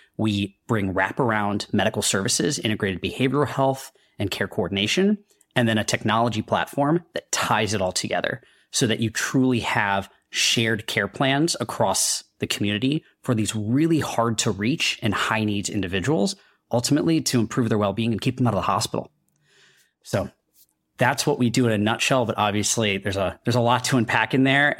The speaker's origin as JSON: {"language": "English", "country": "India", "tie": "born or raised there", "moved": "yes", "lives_now": "United States", "said": "I'm a kid from India, uh, who thought I'd be a doctor. I made my way to the U S"}